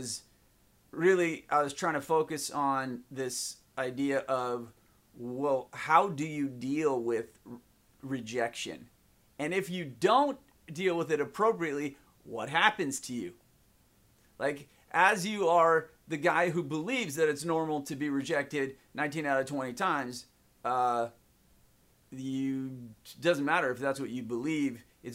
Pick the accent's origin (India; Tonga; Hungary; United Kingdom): India; growing up in India